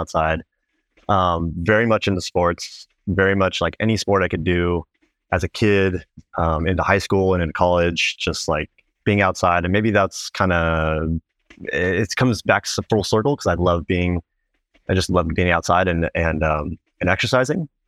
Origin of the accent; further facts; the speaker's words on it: Placentia, California, United States; northern part of Orange County in, um, a small town called Placentia